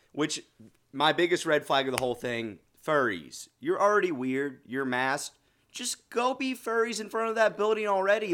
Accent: Pullman, Washington, United States; moved away; Pullman, my hometown

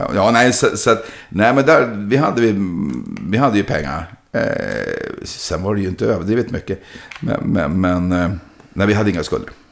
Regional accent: Sweden; Jag kommer hela vägen från Sverige.

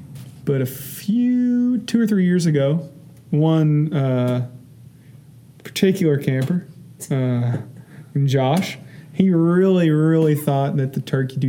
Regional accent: Tyrone, Kentucky, United States; But do not say I'm from Lawrenceburg. You know, I'm from Tyrone.

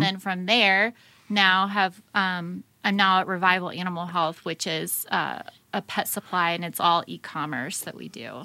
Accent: United States; as an American

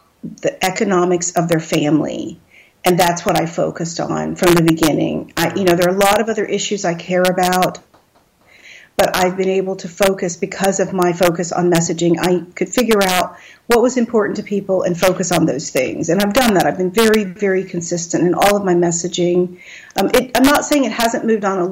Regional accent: Texas, United States; my visual image, which is very Texan, very focused on being Texan, and a little bit down home

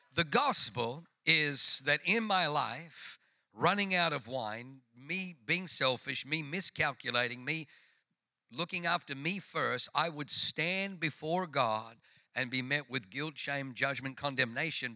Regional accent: Tuttlingen, Baden-Württemberg, Germany; moved away; also born or lived in Singen; Tuttlingen, which is where I was born.

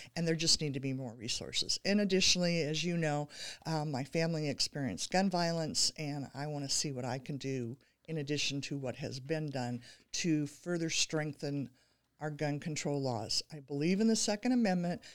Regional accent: Pleasant Hill, California, United States; my hometown of Pleasant Hill

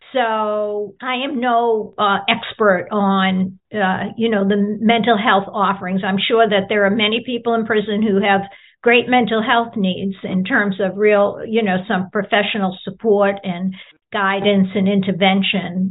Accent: Boston, Massachusetts, United States; I grew up in the Boston area in a working class uh, community right outside of the Boston city limits

